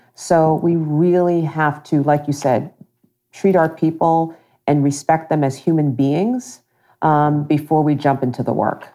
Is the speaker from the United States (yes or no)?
yes; Long Island, New York, United States; moved away as an adult; also born or lived in Brooklyn, New York / Princeton area, New Jersey; now in Central New Jersey, United States; I grew up in Long Island, actually born in Brooklyn and then ultimately spent middle school and high school in Long Island